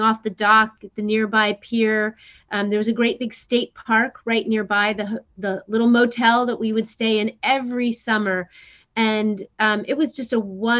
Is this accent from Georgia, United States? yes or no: yes; Atlanta, Georgia, United States; I grew up in Atlanta, Georgia, not on the ocean